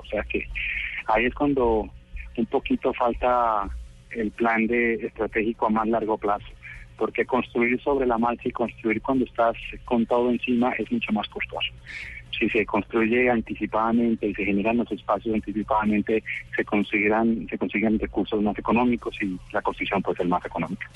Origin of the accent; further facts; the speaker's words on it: Cali, Valle del Cauca, Colombia; Yo soy caleño